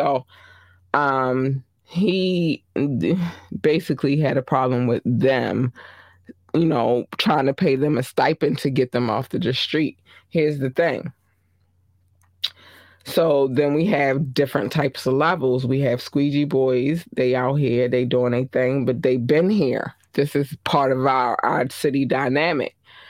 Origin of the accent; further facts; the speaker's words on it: Baltimore, Maryland, United States; I'm from Baltimore, Maryland. I represent to the day I die, right?